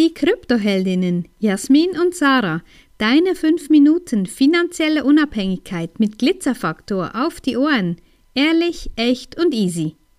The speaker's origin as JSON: {"language": "German", "region": "Bern", "country": "Switzerland", "accent": "Bernese German", "said": "wie wir auf Bärendeutsch sagen"}